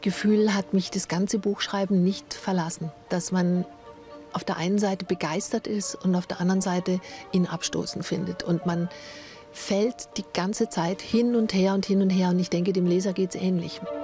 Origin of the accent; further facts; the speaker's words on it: near the Mettnau peninsula, Lake Constance, Baden-Württemberg, Germany; bin ich in der Nähe aufgewachsen und ein Steinwurf entfernt von der Vogelwarte